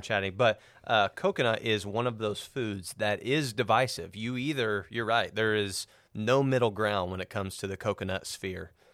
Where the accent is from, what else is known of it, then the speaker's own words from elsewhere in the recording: Cisne, Illinois, United States; also born or lived in Tennessee; we moved to Cisne, Illinois, small town